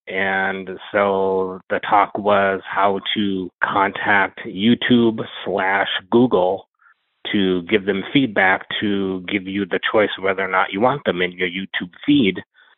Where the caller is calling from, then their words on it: Minneapolis, Minnesota, United States; from Minneapolis, Minnesota in the U.S.